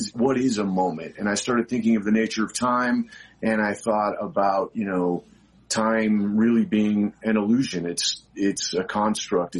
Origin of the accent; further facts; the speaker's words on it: Albuquerque, New Mexico, United States; I grew up in Albuquerque, New Mexico